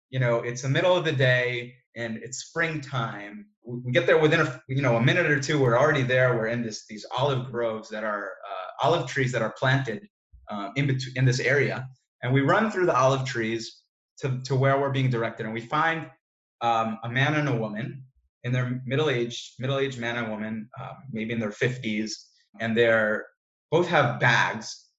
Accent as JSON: {"language": "English", "region": "New York", "country": "United States", "tie": "born or raised there", "moved": "as an adult", "lives_now": "Israel", "said": "I'm originally from New York. Um, I've been living in Israel uh, for the past"}